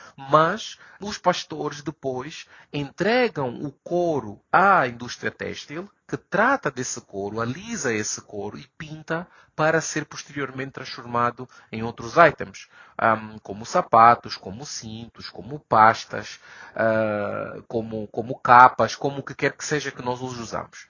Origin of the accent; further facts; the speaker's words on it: Luanda, Luanda Province, Angola; moved away as an adult; now in Morocco; Sou angolano, luandense